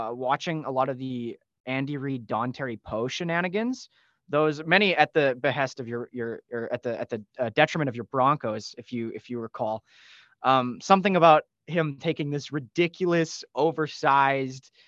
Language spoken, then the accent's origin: English; Edmonton, Alberta, Canada; accent: Canadian; being from Edmonton